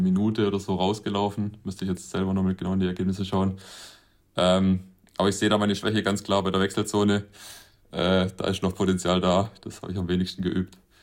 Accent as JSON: {"language": "German", "area": "Winden", "region": "Baden-Württemberg", "country": "Germany", "tie": "born or raised there", "said": "in Winden statt, ähm, praktisch in meiner Heimatstadt"}